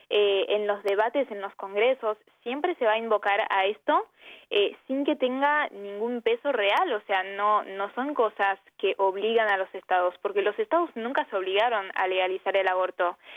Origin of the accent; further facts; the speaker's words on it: France; born there; nací en Francia, en un país que legalizó el aborto hace 40 años